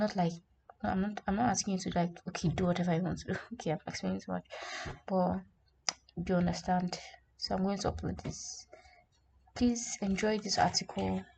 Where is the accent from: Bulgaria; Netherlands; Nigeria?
Nigeria